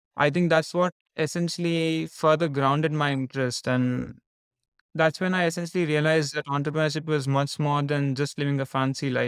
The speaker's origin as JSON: {"language": "English", "town": "Hyderabad", "region": "Telangana", "country": "India", "tie": "born or raised there", "also_born_or_lived": "Nottingham, United Kingdom", "moved": "as an adult", "said": "I was born and raised in India, the southern part of India, from a city called Hyderabad"}